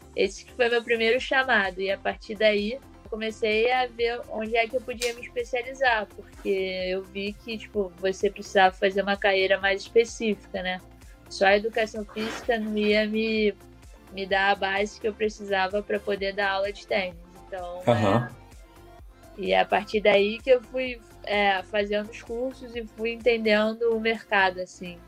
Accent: Brazil; eu sou do Brasil

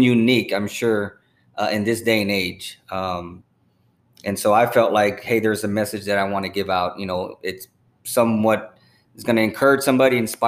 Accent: San Antonio, Texas, United States; also born or lived in San Marcos, Texas; I was born and raised in San Antonio, the slums of San Antonio

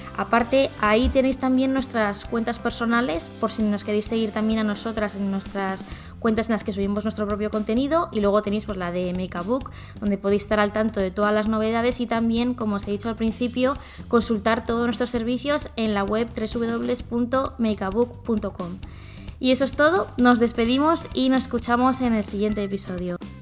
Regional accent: Zaragoza, Aragon, Spain; now in Barcelona, Spain; nací en Zaragoza, ahora mismo estoy viviendo en Barcelona

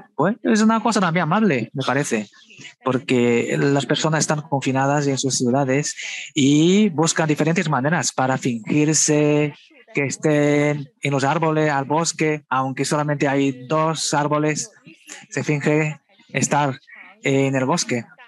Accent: Shanghai, China; also born or lived in Beijing; yo no nací en Shanghai, yo nací en realidad en Pekín. Cuando yo era pequeña, vine con mis padres a Shanghai y nos instalamos en Shanghai.

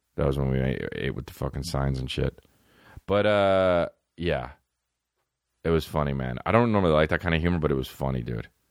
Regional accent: Los Angeles, California, United States; I'm from L A.

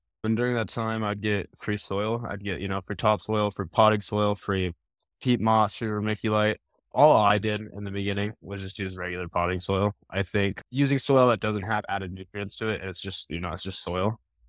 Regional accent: Denver, Colorado, United States; No, I'm from Denver, Colorado. I live like 20 minutes outside Denver.

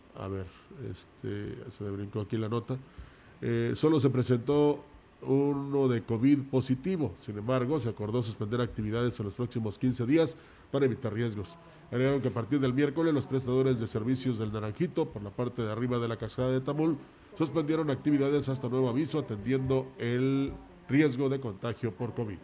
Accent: Mexico; así somos los mexicanos y más los vallenses

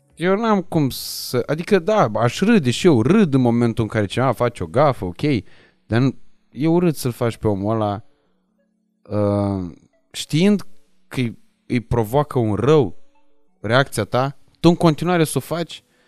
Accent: Moldavia, Romania; now in Bucharest, Romania; toți suntem din Moldova

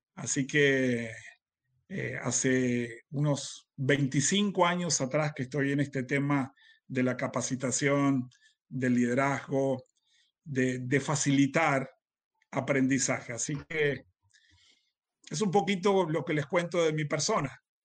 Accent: Uruguay; yo soy uruguayo

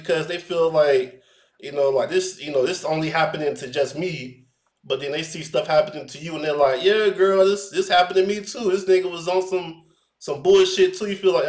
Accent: Orlando, Florida, United States; you know I'm from Orlando too

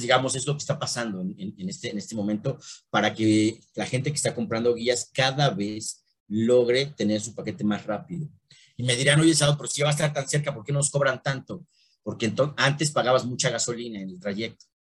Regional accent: Mexico; soy mexicano y amo mi país

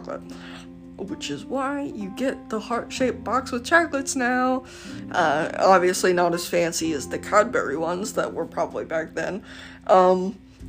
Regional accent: the West, United States; I'm from the West

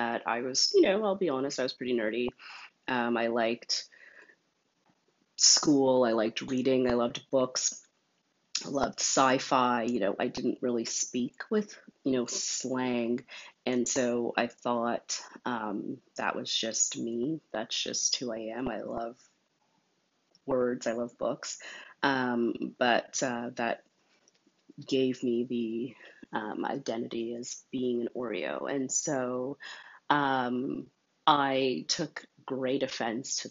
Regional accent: Montreal, Quebec, Canada; I was born in Montreal

